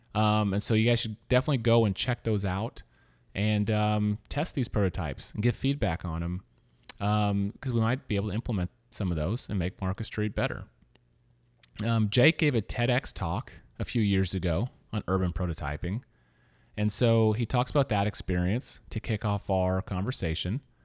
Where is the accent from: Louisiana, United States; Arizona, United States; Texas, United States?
Louisiana, United States; also born or lived in Missouri; now in San Francisco, United States; I'm from a small town in Missouri. Um, as I was telling you earlier, I grew up in Louisiana